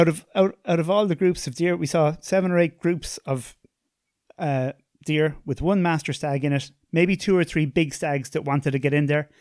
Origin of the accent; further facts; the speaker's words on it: Tipperary, Munster, Ireland; I'm from, I'm from Tipperary